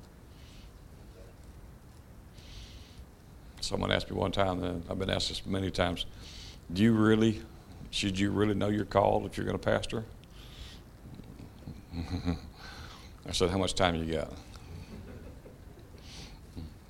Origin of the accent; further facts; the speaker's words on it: Clanton, Alabama, United States; also born or lived in Michigan; home we were raised in, which is East Clanton, out in the country